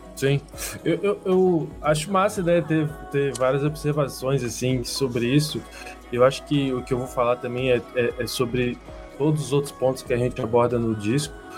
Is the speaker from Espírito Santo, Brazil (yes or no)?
yes; Vitória, Espírito Santo, Brazil; moved away; also born or lived in Londrina; eu não sou do Sul, eu nasci em Vitória, lá no Espírito Santo.